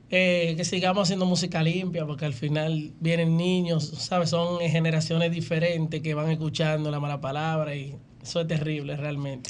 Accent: Santo Domingo, Distrito Nacional, Dominican Republic; now in Los Mameyes, Dominican Republic; yo sí nacido en Villa Consuelo, pero actualmente resido en Los Mameyes hace un tiempo.

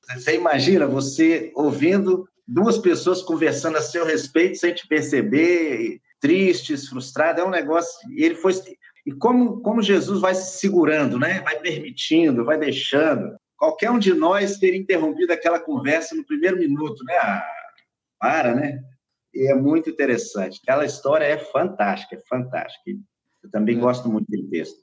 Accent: Minas Gerais, Brazil; principalmente em Minas, lá na minha, na minha terra natal

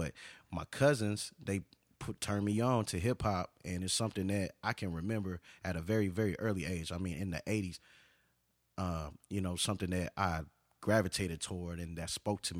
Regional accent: Detroit, Michigan, United States; also born or lived in Hartford, Connecticut / Houston, Texas; My family, we're from Detroit, and. You know, we came to, moved around a little bit when I was small. Connecticut, I used to live in Hartford, Connecticut. And also, you know, we came to Texas when my father got a job here in Houston.

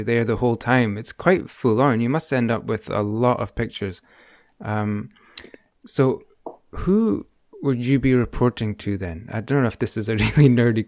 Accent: Aberdeen, Scotland, United Kingdom; I come from Aberdeen in Scotland

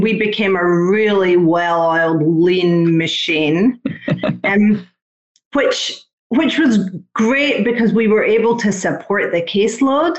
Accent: United Kingdom; also born or lived in Ocala, Florida; now in Palm City, United States; I'm British

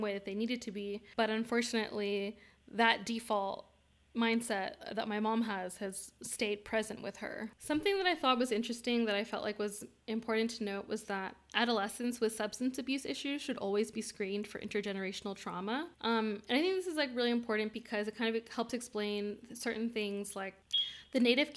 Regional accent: Bay Area of California, United States; we grew up in the Bay Area of California

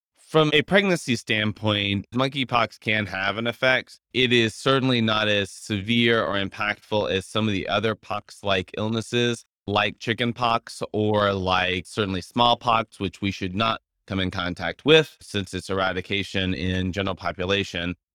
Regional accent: Louisiana, United States; I am from Louisiana

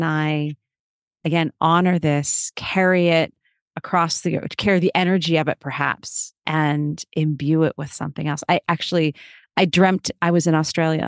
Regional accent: United States; also born or lived in New York; as an American

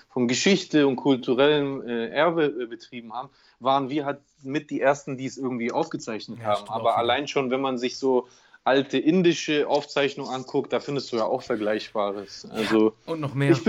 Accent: Greece; am meisten, was man da als Grieche immer gesagt bekommt, ist immer

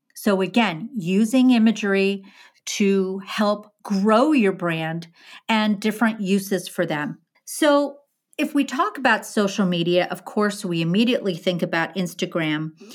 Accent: Midwest, United States; now in Northeast, United States; I'm from the Midwest

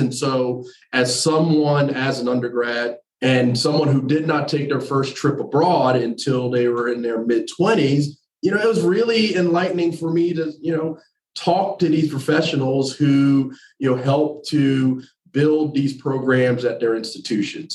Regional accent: New Jersey, United States; moved away as an adult; also born or lived in North Carolina; I'm originally from New Jersey, but I did my undergrad and my grad work in North Carolina

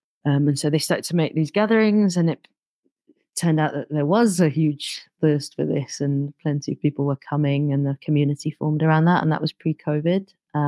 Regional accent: London, United Kingdom; And also growing up in London, you know, sometimes not having that much access to natural environment.

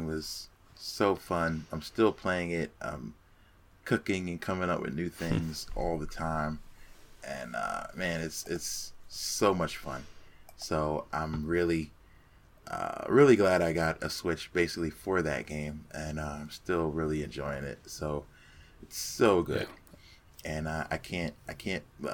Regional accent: Phoenix, Arizona, United States; happened to be in my hometown of Phoenix

